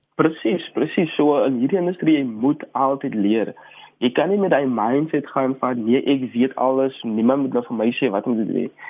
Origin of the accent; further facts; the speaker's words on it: Paarl, Western Cape, South Africa; ek is akteur, gebore en grootgeword in Parel